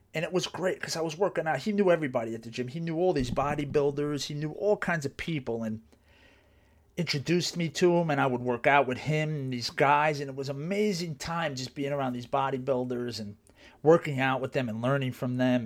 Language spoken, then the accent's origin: English; New Jersey, United States; there was a college where I grew up in New Jersey